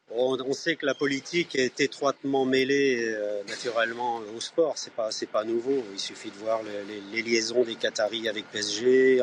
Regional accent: Nantes, Pays de la Loire, France; en tant que Nantais

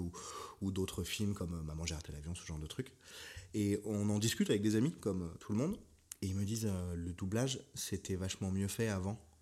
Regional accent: Paris, Île-de-France, France; Moi-même qui suis euh, parisien, né et tout

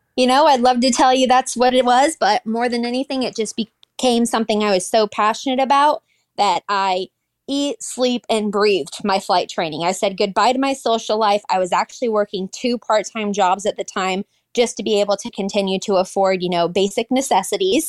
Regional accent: Seattle, Washington, United States; now in Texas, United States; That is where I'm at today, but I'm originally from Seattle, Washington.

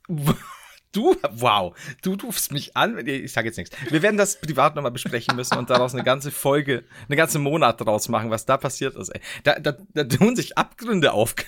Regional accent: Bavaria, Germany; bei uns in Bayern

